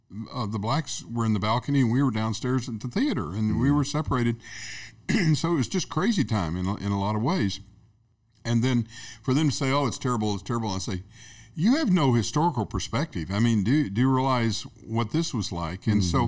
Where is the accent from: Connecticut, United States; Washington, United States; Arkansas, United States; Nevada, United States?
Arkansas, United States; When I grew up in Arkansas, we were about 20 years behind California.